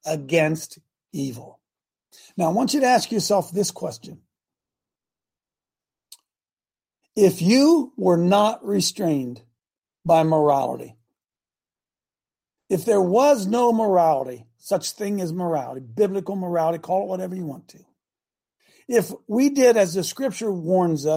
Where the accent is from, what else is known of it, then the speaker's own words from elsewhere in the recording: Hebron, Ohio, United States; my hometown of Hebron